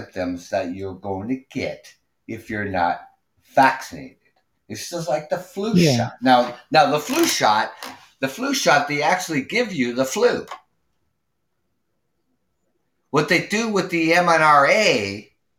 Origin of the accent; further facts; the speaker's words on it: Canada; I'm from Canada